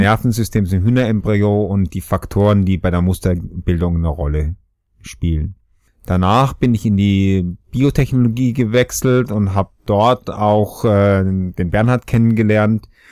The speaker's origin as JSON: {"language": "German", "country": "Austria", "also_born_or_lived": "Regensburg, Germany / Göttingen, Germany", "moved": "as an adult", "said": "obwohl es mich hört, bin ich auch Österreicher"}